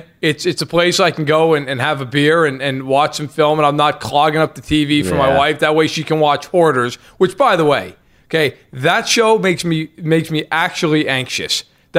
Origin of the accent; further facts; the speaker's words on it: New York, United States; I mean, after all, I'm Italian and from New York, and my whole family's from Jersey.